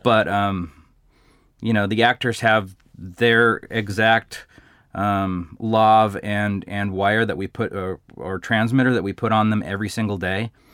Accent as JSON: {"language": "English", "town": "Glendora", "region": "California", "country": "United States", "tie": "born or raised there", "said": "I was born and raised in Glendora"}